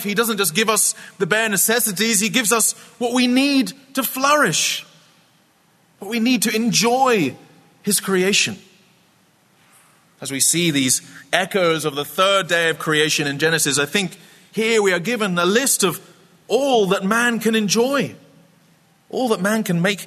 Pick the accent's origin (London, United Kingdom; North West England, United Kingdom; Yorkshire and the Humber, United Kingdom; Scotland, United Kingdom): Scotland, United Kingdom; I grew up in a famously wet place. I'm from Scotland